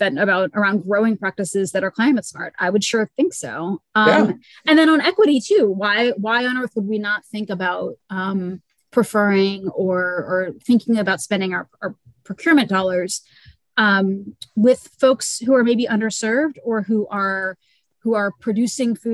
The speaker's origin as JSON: {"language": "English", "region": "Louisiana", "country": "United States", "said": "I'm from Louisiana"}